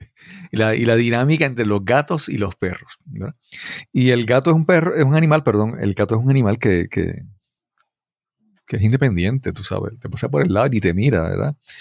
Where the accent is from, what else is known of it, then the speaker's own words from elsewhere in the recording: Puerto Rico; como puertorriqueños